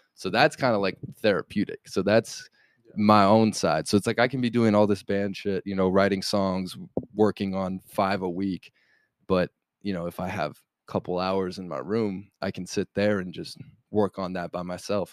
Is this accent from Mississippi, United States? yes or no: no; Golden, Colorado, United States; moved away as an adult; now in Los Angeles, United States; I come from Golden, Colorado, man. Like small town, no musicians